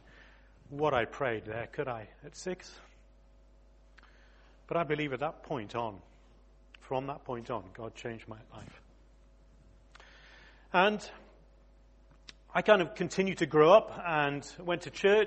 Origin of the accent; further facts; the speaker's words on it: Exeter, South West England, United Kingdom; moved away; I was born in Exeter, would you believe? I'm a real southerner, a yokel